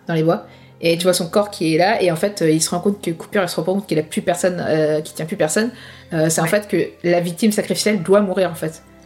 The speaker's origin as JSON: {"language": "French", "country": "France", "said": "chez nous en France"}